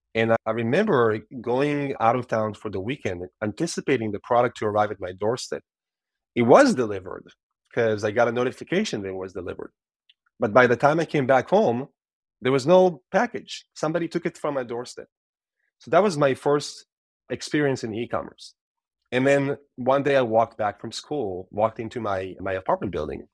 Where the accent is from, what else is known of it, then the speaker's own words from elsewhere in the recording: Israel; moved away as an adult; I'm Israeli born and raised